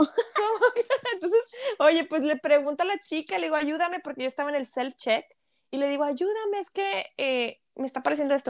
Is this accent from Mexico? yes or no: yes; Monterrey, Nuevo León, Mexico; hablando de Monterrey, que somos regias